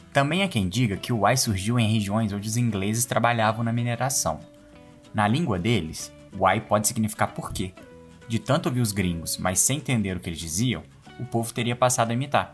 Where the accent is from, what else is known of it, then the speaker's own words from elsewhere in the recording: Minas Gerais, Brazil; accent: mineiro; Dá para identificar influências paulistas, baianas e fluminenses no nosso sotaque.